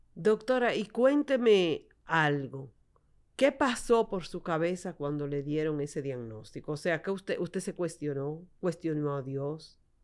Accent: San Juan de la Maguana, San Juan, Dominican Republic; Yo también soy de pueblo, usted del norte, yo del sur, San Juan de la Maguana

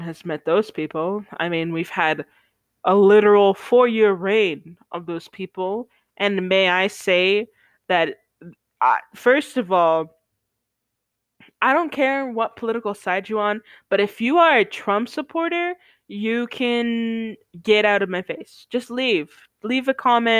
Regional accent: United States; We're United Statesmen.

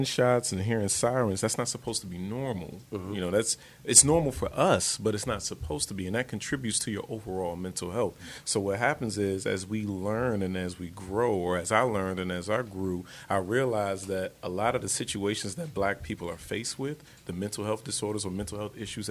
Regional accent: Washington, District of Columbia, United States; moved away as an adult; also born or lived in North Carolina; Me and … literally grew up in Section A housing in Southeast off of Ridge Road, 18 Anacostia Road and 318 Ridge Road

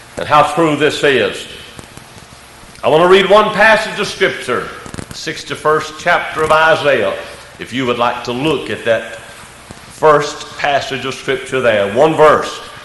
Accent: United States; we are an American citizen

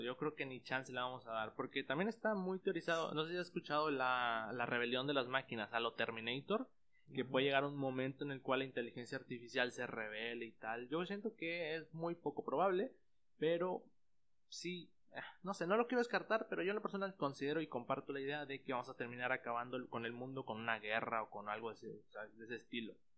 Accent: Mexico; nosotros como mexicanos

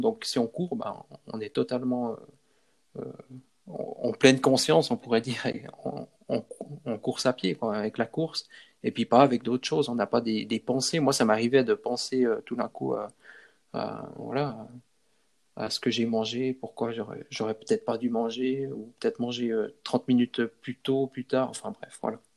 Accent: Switzerland; par chez nous en Suisse

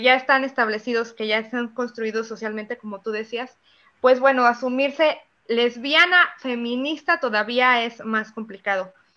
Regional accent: Zapotlanejo, Jalisco, Mexico; en Zapotlanejo, que es de donde yo soy

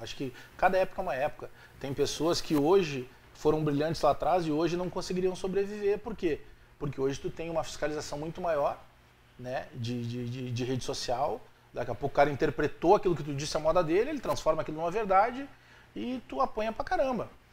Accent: Restinga, Rio Grande do Sul, Brazil; eu fui criado na Restinga

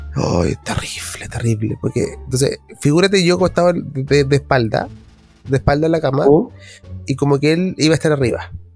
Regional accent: Chile; que somos los chilenos

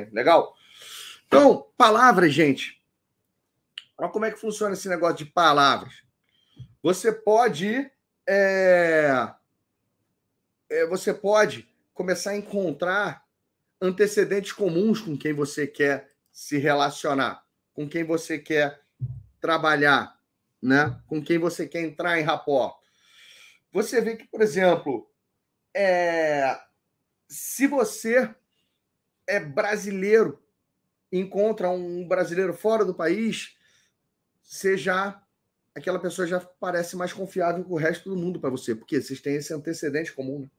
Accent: Belém, Pará, Brazil; eu nasci em Belém do Pará. Eu nasci no norte do, do Brasil, eu sou paraense.

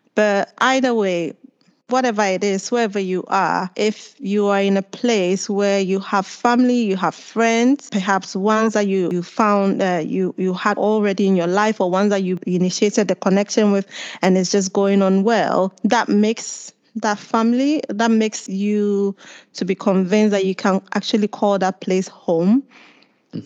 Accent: Accra, Greater Accra, Ghana; moved away as an adult; now in Cambridge, United Kingdom; I was born and raised in Ghana

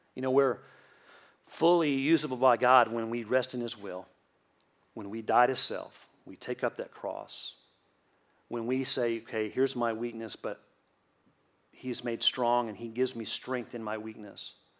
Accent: Southeast Tennessee near Chattanooga, United States; In the first half of my childhood, I grew up in South Florida near Miami. And then the second half of my childhood, I grew up in Southeast Tennessee near Chattanooga.

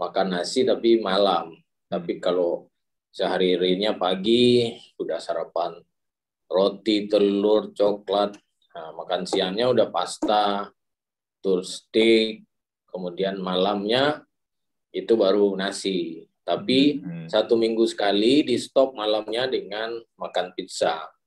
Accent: Padang, West Sumatra, Indonesia; saya dari Padang

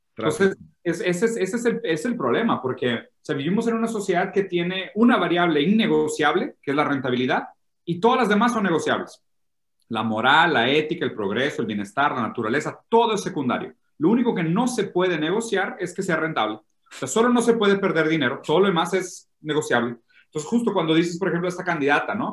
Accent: Brazil; Spanish is a second language; now in Mexico; soy, medio malo con el español, soy brasileño

